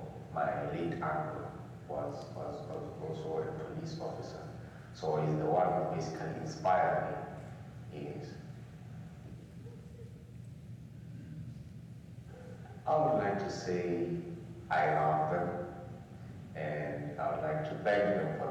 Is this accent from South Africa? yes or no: yes; Eastern Cape, South Africa; moved away; also born or lived in Tembisa; I come from the Eastern Cape. There's a village called Stexbroom, which is not far from Queenstown